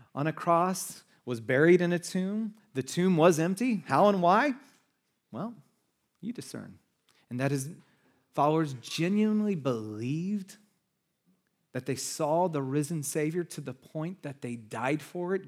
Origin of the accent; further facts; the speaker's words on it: United States; But we're American